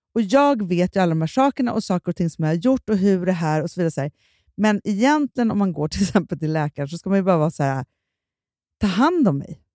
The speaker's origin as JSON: {"language": "Swedish", "town": "Stockholm", "region": "Stockholm County", "country": "Sweden", "tie": "born or raised there", "said": "vi är uppvuxna i Stockholm"}